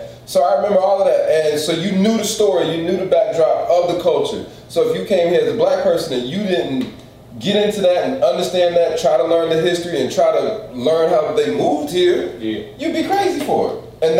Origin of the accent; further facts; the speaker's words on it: Atlanta, Georgia, United States; now in Washington, D.C., United States; I'm from Atlanta